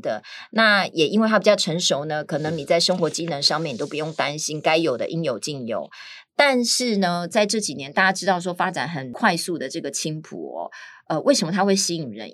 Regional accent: Miaoli County, Taiwan; 我是苗栗人嘛

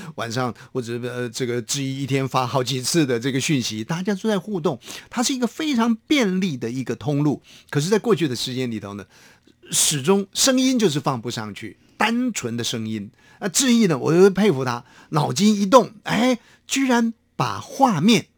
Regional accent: Hsinchu, Taiwan; 到了我的家乡，大概新竹

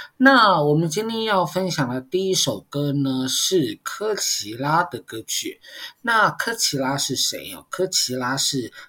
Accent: Taiwan; first language Mandarin; 很多人其实是不会讲台语的，但是是台湾人，我就是一个很典型的例子啊。我小的时候，我阿公阿嬷跟我们讲台语，我们都用国语去回他。

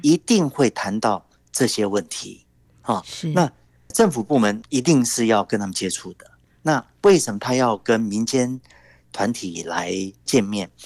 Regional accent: Taiwan; 台湾这边，我们政府也都有考虑

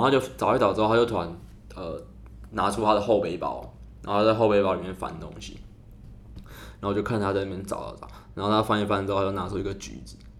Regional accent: Taiwan; 因为我们台湾人会打散开来坐

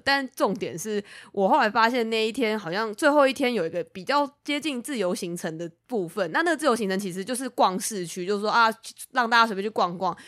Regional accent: Taiwan; 因为其实我们身为台湾人，我们在看日文的时候有一个非常大的优势啊

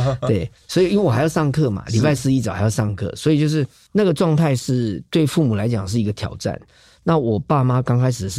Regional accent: Tainan, Taiwan; 因为我是台南人，

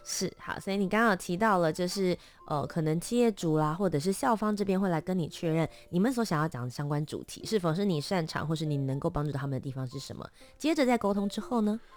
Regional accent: Taipei, Taiwan; also born or lived in Kaohsiung; 我虽然是台北长大的，但我在，我其实是高雄人这样子对，也是嗯。都市长大嘛

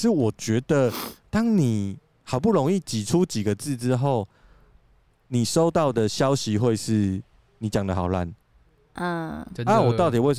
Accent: Taiwan; 就是我是台湾人，我还会讲台语。

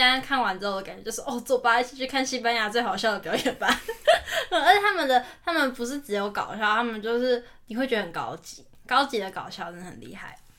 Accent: Taiwan; 我们台湾人

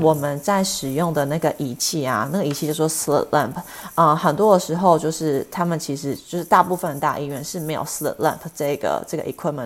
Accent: Los Angeles, California, United States; moved away as an adult; also born or lived in Chicago; now in Arizona, United States; 我其实本身是加州人，我其实从小是在洛杉矶，啊，出生长大的

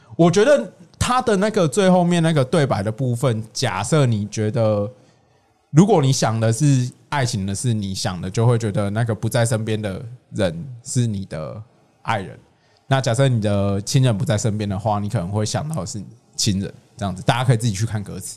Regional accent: Tainan, Taiwan; 我的家乡，台南

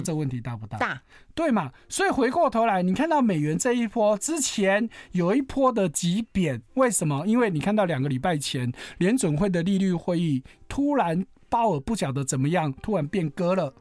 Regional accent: Taiwan; 我们台湾人非常喜欢买日本货嘛

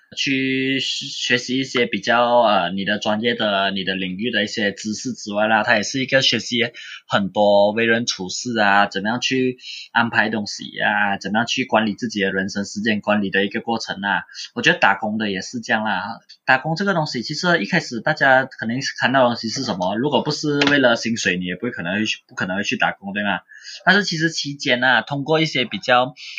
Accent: Kuala Lumpur, Federal Territory of Kuala Lumpur, Malaysia; 我本身是来自 K L 的人

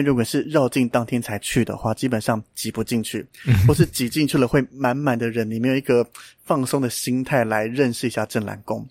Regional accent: Mailiao, Yunlin County, Taiwan; moved away; 我老家在云林卖鸟啦，所以我敢讲这个地方是很乡下的地方

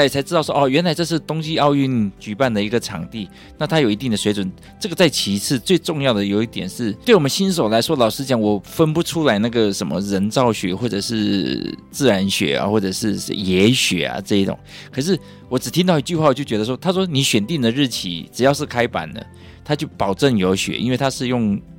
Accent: Taiwan; also born or lived in Michigan, United States; 在我们台湾长大的小孩

